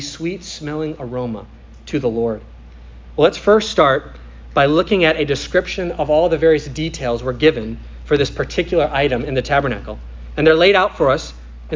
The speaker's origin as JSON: {"language": "English", "region": "Minnesota", "country": "United States", "said": "Or I'm playing goalie on the soccer field in the summer in Minnesota"}